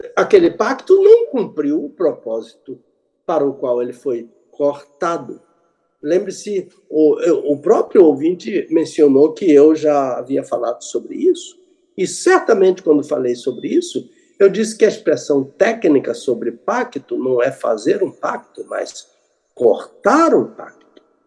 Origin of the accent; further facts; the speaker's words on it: Brazil; also born or lived in Jerusalem; Eu sou brasileiro